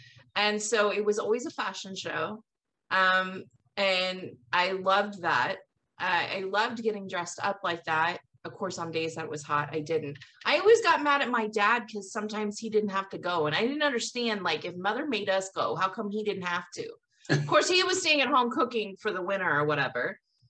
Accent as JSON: {"language": "English", "region": "California", "country": "United States", "tie": "born or raised there", "said": "Like, where I grew up in the Bay Area"}